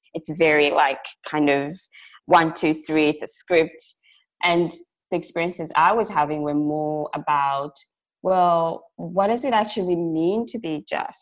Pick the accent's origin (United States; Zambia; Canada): Zambia; moved away as an adult; now in Australia; so I'm originally from Zambia, which is like a small country in southern Africa. I moved to Australia in 2009